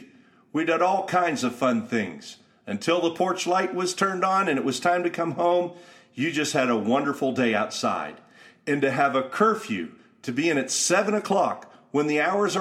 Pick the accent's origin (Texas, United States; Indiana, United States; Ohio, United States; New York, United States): Ohio, United States; Youngstown; I remember being a kid growing up in Youngstown, Ohio